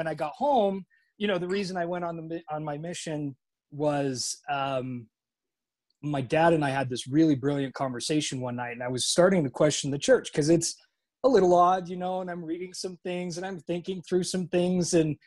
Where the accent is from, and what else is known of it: Utah, United States